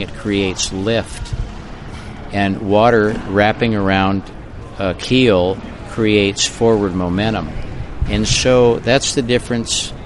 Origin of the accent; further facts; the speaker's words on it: Santa Barbara, California, United States; moved away as an adult; also born or lived in North Shore, Oahu; now in Half Moon Bay, United States; I was raised in Santa Barbara, and that's where my business was